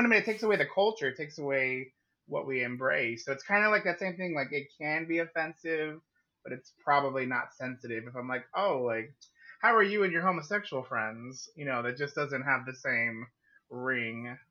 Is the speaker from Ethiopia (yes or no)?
no; Yuma, Arizona, United States; also born or lived in Phoenix, Arizona; Born and raised in Yuma, Arizona.